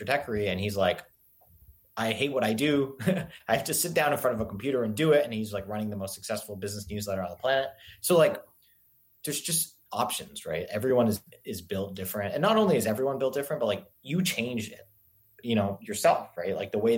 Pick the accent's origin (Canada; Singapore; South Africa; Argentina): Singapore; now in United States; I grew up in Singapore and I moved to the US